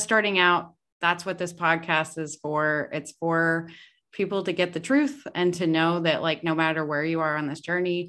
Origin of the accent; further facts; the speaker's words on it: the South, United States; I'm from the South